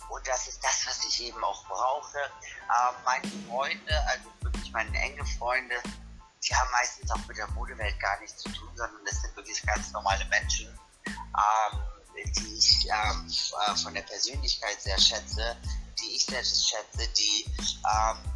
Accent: Munich, Bavaria, Germany; born there; now in Berlin, Germany; ich bin Wahlberliner, ähm, mhm. ich bin in München geboren, bin nach Berlin gezogen, ganz bewusst ich liebe die Techno-Szene in Berlin.

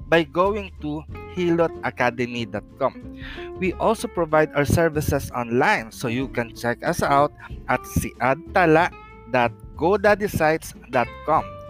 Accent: Philippines; the Philippines, my hometown

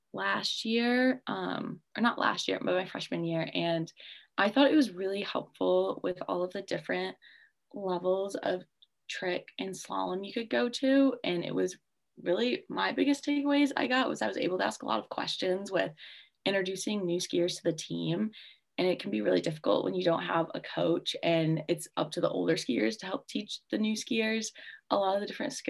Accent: West Michigan, United States; I'm from West Michigan

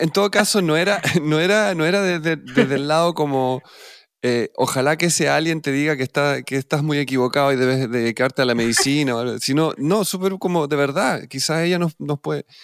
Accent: Lima, Peru; born there; pues yo nací en Lima

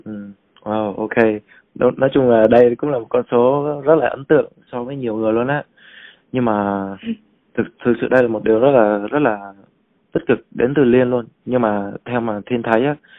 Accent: Vietnam; nước mình cụ thể là người Việt Nam mình

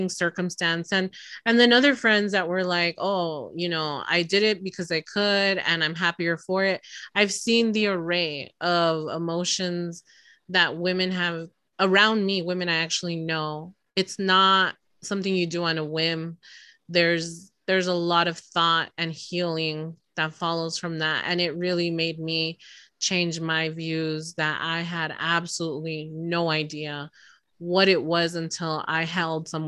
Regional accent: the South, United States; now in Texas, United States; I am from the South

